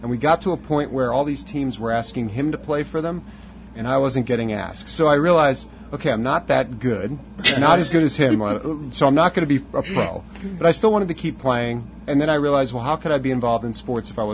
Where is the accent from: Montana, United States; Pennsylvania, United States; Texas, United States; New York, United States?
Pennsylvania, United States; east of Harrisburg; now in Pittsburgh, United States; they asked me where I was from. I said east of Harrisburg